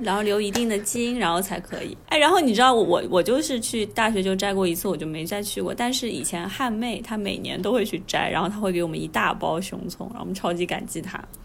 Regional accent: Hangzhou, Zhejiang, China; 我虽然是在杭州长大的嘛，但是我们家因为老家是江西的

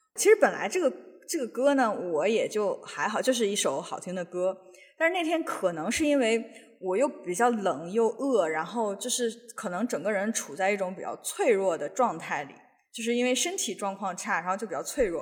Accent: northern China, China; now in Seattle, United States; 我们就是北方人吃的那种豆腐脑

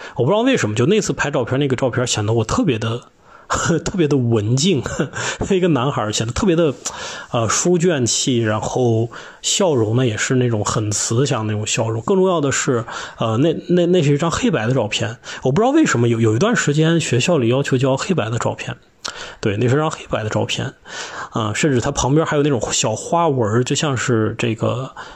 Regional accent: Lanzhou, Gansu, China; 我的家乡呢是甘肃省兰州市。我的父母都是宁夏人，所以我呢也有很多的亲戚在宁夏

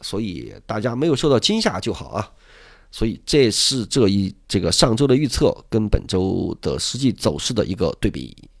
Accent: Sichuan, China; 作为一个四川人

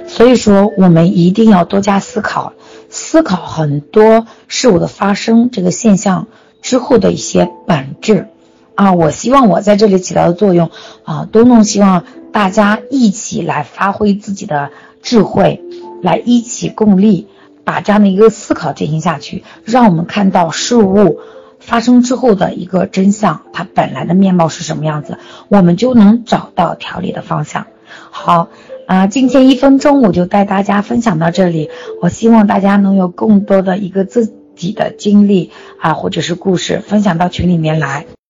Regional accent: China; 我们中国人却忽略了一个

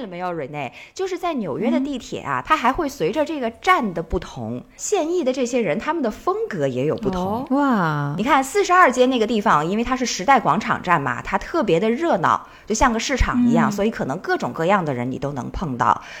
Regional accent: China; moved away as an adult; also born or lived in New York; 因为我们中国人好像很少就是有这种特别明显的纹身嘛。

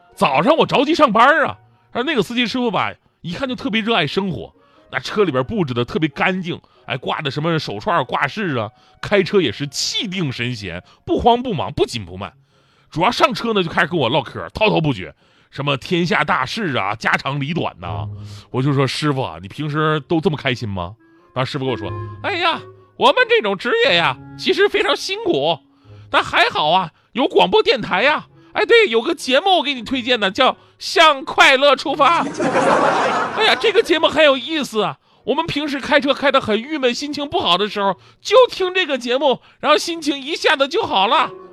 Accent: Changchun, Jilin, China; now in Beijing, China; 我的家乡吉林长春

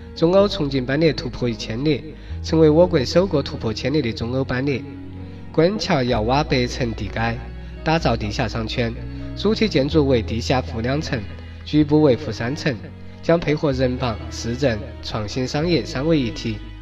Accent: Chongqing, China; 在重庆话里，骂人，被读成“撅人，撅人，撅人，撅人”

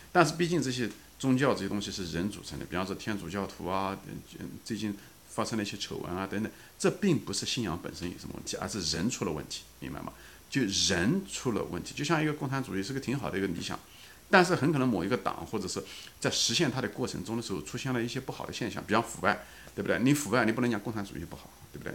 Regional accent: China; 我本人就跟咱们大陆大多数人是一样的，我从小是在中国长大的

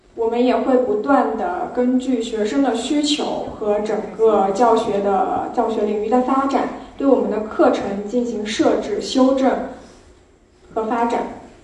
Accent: Suzhou, Jiangsu, China; 我本身也是来自苏州，是一个土生土长的苏州人

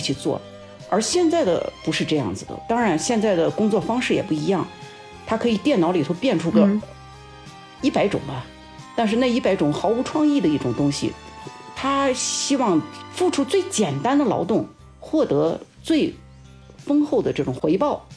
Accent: Xinjiang, China; 我是出生在新疆游牧部落的这样一个草原上

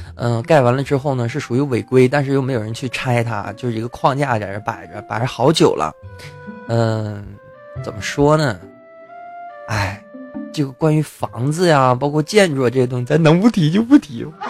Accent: China; 我们中国人

